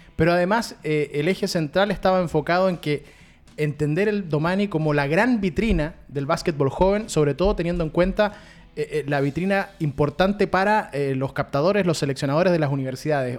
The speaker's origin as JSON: {"language": "Spanish", "country": "Chile"}